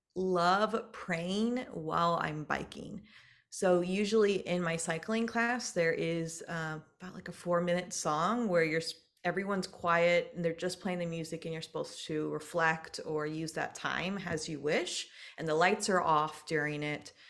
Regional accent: Dayton, Ohio, United States; moved away as an adult; also born or lived in Iowa / Nebraska / California; now in San Francisco Peninsula, United States; So, I am originally from Dayton, Ohio. So, I'm a Midwest gal.

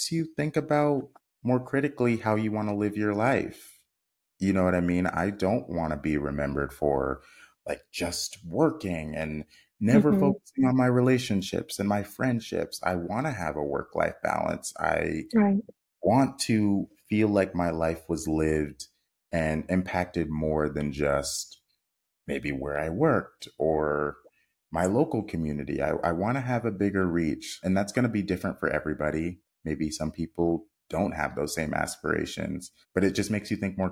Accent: United States; We as American viewers

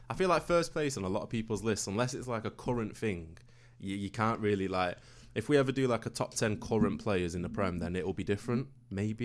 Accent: Manchester, North West England, United Kingdom; I'm from Manchester

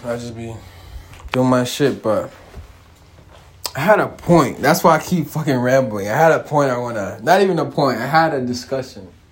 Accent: United States; me growing up here

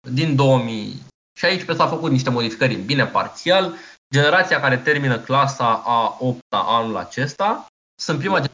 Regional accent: Romania

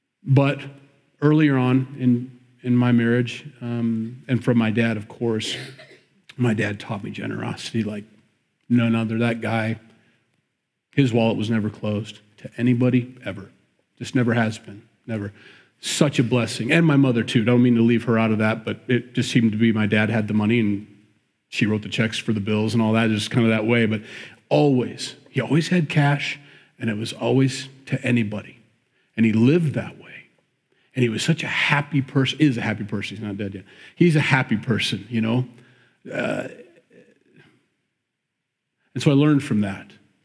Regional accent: Midwest, United States; we grew up in the Midwest

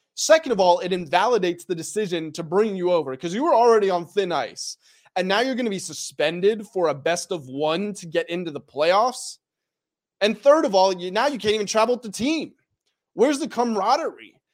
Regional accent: United States; I'm from Am-, America

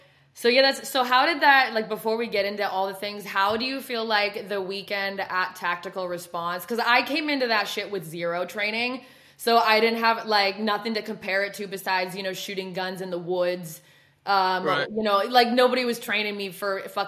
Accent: West Coast, United States; moved away; you can tell by the way I talk, I'm not from the South. So I'm from West Coast

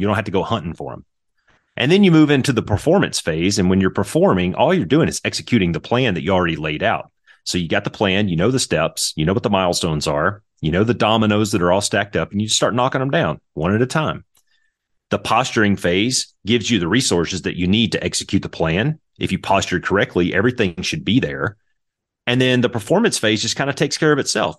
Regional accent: Lake Providence, Louisiana, United States; I was north and east of Monroe in a little town called Lake Providence

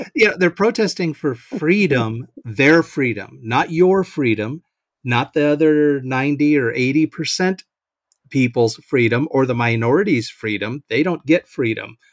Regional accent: Seattle, Washington, United States; now in Nebraska, United States; I'm from the West Coast though, but uh, Seattle area up that way

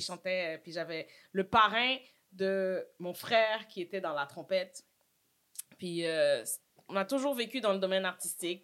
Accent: Montreal, Quebec, Canada; Saint-Michel in the house. J'ai grandi là. Je suis née là.

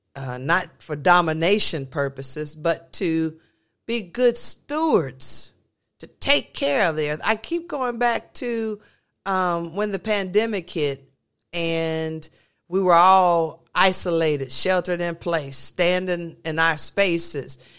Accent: the South, United States; I grew up in the South

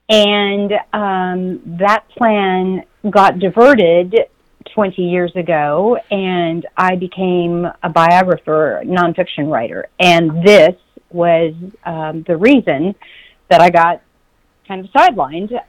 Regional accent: South Haven, Michigan, United States; Southwest Michigan, beautiful South Haven.

